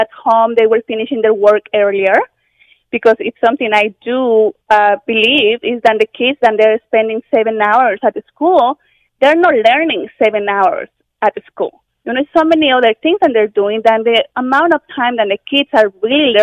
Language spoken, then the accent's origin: English; Mexico; moved away as an adult; also born or lived in London, Ontario, Canada; now in Canada; I'm originally from Mexico. And when I came to Canada 16 years ago